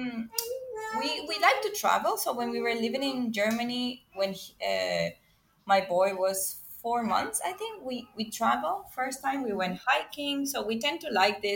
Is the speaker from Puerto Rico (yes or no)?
no; Venezuela; now in Singapore; I'm from Venezuela, but I currently live in Singapore